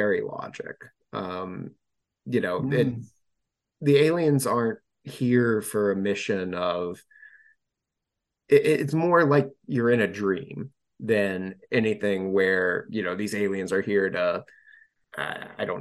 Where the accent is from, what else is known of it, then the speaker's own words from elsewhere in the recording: West Virginia, United States; my home state